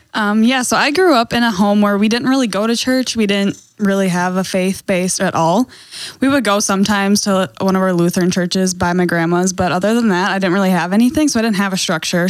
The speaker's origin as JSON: {"language": "English", "town": "Green Bay", "region": "Wisconsin", "country": "United States", "said": "I'm from Green Bay."}